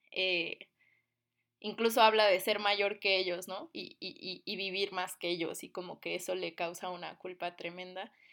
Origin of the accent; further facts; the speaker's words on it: Cuba; born there; Sí, bueno, yo nací en Cuba, mi familia es cubana, también tengo familia negra aunque yo no lo soy o no lo aparento.